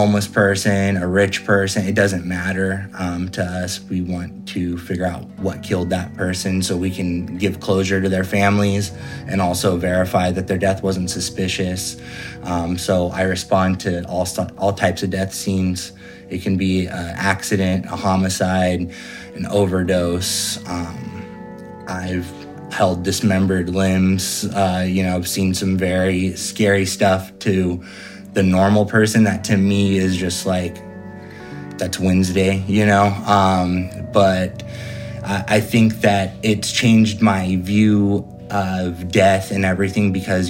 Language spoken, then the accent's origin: English; Fresno, California, United States; also born or lived in Sacramento, California / Santa Cruz, California; I'm from Fresno, California